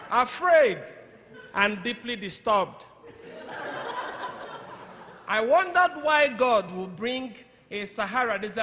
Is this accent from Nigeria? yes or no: yes; Nigeria; English is a second language; moved away as an adult; also born or lived in Zambia / Zimbabwe; now in United States; I'm from Nigeria, West Africa. I'm Igbo by tribe